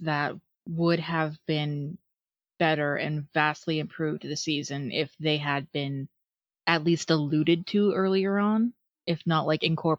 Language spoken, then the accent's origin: English; New York, United States; I'm from central New York.